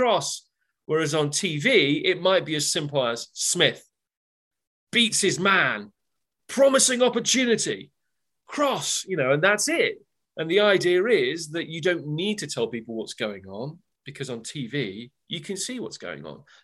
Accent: Loughborough, East Midlands, United Kingdom; moved away as an adult; now in United States; born and bred in Loughborough, you know, 17 miles down the road from Derby.

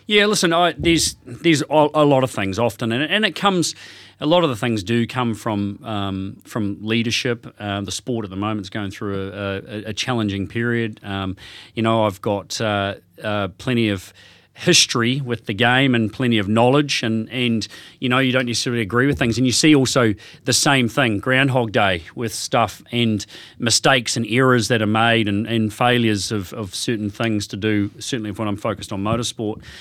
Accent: Hawke's Bay, New Zealand; moved away as an adult; also born or lived in Australia; I was originally from Hawke's Bay, uh, left there back in the nineties, whenever it was, and ended up in Australia

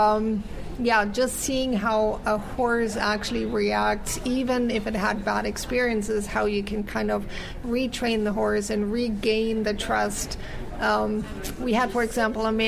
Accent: Germany; also born or lived in United States; now in Canada; I was born in the U.S., and then I grew up in Germany, and then I immigrated to Canada

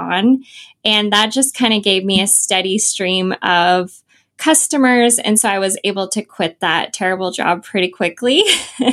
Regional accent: Idaho, United States; moved away as an adult; also born or lived in Southern California; I'm from Idaho

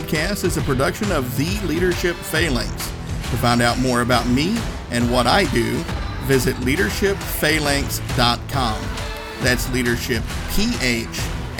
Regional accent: Northeast Tennessee, United States; moved away as an adult; growing up in Northeast Tennessee

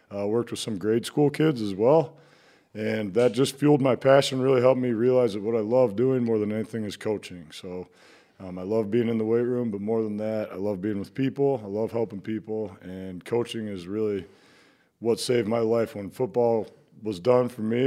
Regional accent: Iowa City, Iowa, United States; I grew up in Iowa City. Um, and I, I'm an Iowa kid

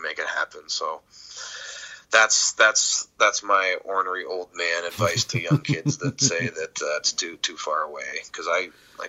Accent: Port Bruce, Ontario, Canada; So Port Bruce isn't even on some maps

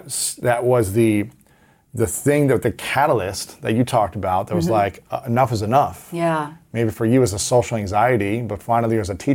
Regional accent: Ohio, United States; especially as an athlete growing up in Ohio.

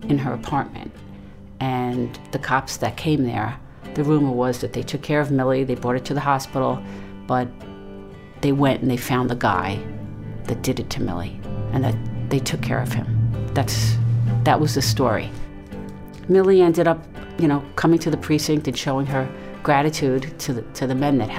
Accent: New York City, New York, United States; where I grew up in Brooklyn

